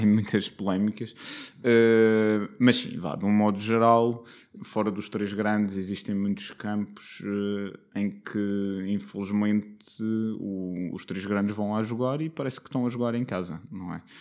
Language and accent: Portuguese; Madeira, Portugal; Vim da Madeira